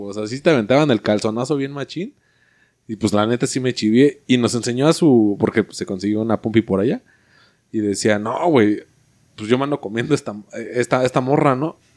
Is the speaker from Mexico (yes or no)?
yes; Mexico; no, sí, soy mexicano